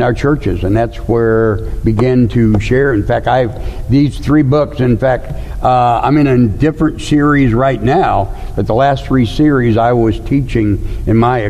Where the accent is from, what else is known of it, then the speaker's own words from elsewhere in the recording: St. Louis, Missouri, United States; I grew up in St. Louis, Missouri